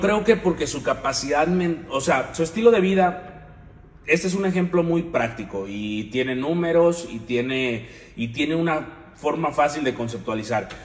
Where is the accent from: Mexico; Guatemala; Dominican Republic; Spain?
Mexico; Sahuayo, Michoacán; now in Guadalajara, Mexico; Yo no soy de aquí, yo soy de Michoacán